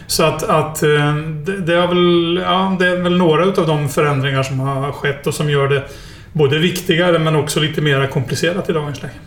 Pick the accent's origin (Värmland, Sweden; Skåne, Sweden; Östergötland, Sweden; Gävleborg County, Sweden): Östergötland, Sweden; Norrköping; moved away as an adult; also born or lived in Stockholm / Skellefteå; jag är ju uppväxt i Norrköping.